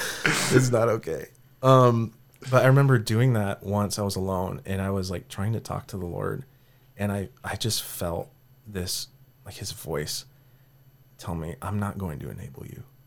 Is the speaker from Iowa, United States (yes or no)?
yes; Cedar Falls, Iowa, United States; born or raised there; also born or lived in Sioux City, Iowa; now in Kansas City, United States